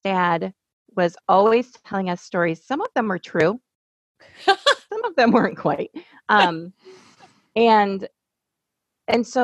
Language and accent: English; Lansing, Michigan, United States; I grew up in Lansing